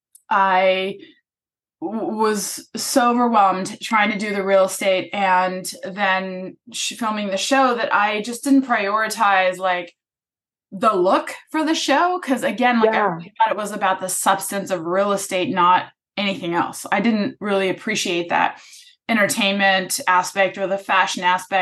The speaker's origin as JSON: {"language": "English", "country": "Germany", "moved": "as an adult", "lives_now": "Los Angeles, United States", "said": "I'm from Germany. I moved here and to go to Pepperdine University to study advertising"}